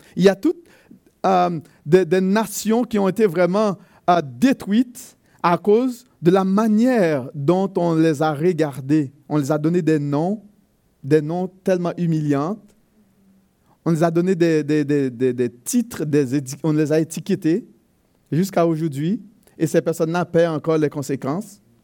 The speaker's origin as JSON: {"language": "French", "country": "Haiti", "said": "chez nous en Haïti, euh, mon pays d'origine"}